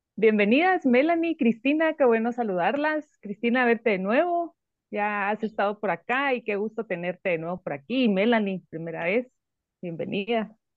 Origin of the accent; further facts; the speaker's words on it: Guatemala; nosotros como espectadores guatemaltecos